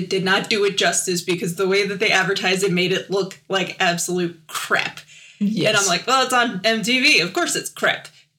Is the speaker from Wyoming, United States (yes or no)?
yes; Wyoming, United States